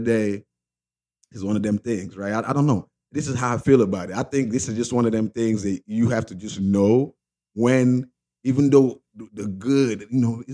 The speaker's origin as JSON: {"language": "English", "country": "Nigeria", "said": "I'm Nigerian"}